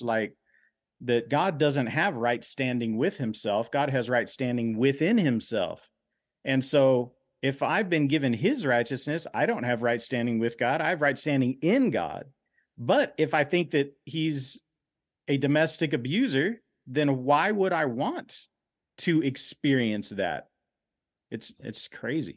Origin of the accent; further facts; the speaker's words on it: Dallas, Texas, United States; I grew up in Oak Cliff.